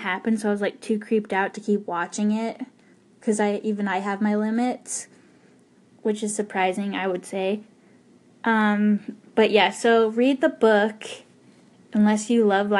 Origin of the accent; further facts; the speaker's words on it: Ogden, Utah, United States; we're from Ogden